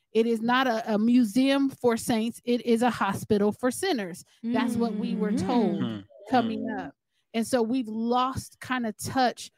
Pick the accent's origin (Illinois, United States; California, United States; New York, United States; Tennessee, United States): California, United States; We're from California